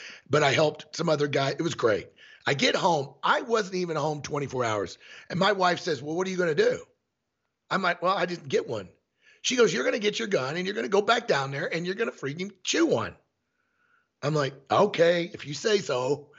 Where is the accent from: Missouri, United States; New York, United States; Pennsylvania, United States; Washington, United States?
Missouri, United States; So when I came from Missouri for the first 25 to 28 years of my elk hunting career, it was archery only.